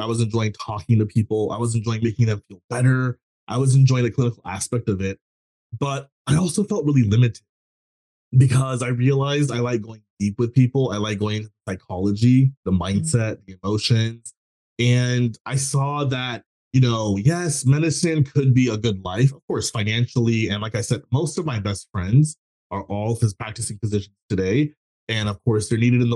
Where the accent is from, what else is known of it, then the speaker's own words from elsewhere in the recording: Texas, United States; I grew up in a South Asian family. I was born in Texas.